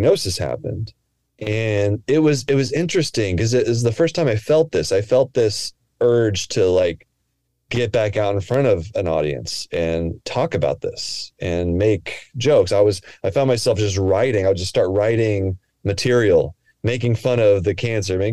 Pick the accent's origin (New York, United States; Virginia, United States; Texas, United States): Texas, United States; moved away as an adult; also born or lived in New Hampshire; now in Portland, United States; I grew up in Texas, but then I went out to Dartmouth